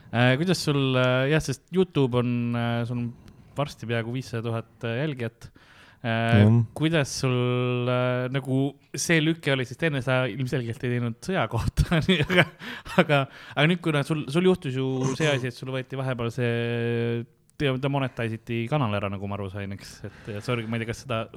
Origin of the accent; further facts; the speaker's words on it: Estonia; minul on kokkupuuteid lapsepõlves olnud juba, ma olen nagu selles mõttes mõjutatud, ma olen eestlane olemise eest nuga saanud, et see nagu ei